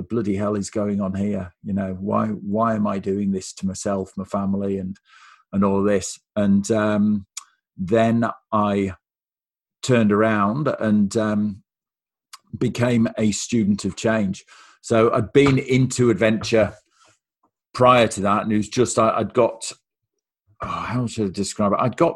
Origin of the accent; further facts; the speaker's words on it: Lake District, Cumbria, North West England, United Kingdom; now in Australia; So originally, I'm from Cumbria in the northwest of England. And I was born and raised in a place called the Lake District